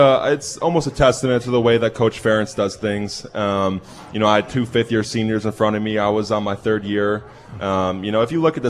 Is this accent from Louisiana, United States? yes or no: no; Chicago, Illinois, United States; I'm from Chicago area, but my parents have a place in, like, lower Wisconsin, Lake Geneva area.